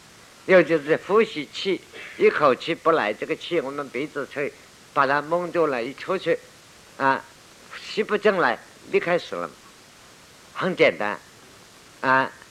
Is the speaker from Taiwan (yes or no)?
no; China; 所以你看，我们中国人过去发的死亡的符文，寿终正称很难弄